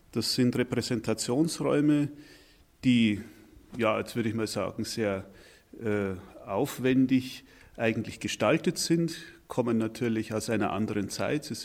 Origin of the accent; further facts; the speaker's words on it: Anger, Bavaria, Germany; mit dem Fahrrad äh, von hier entfernt bin ich auf einem kleinen Dorf namens Anger aufgewachsen. Und meine Heimat, das ist, äh, wenn ich es genau betrachte, ein Stück Beute Bayern.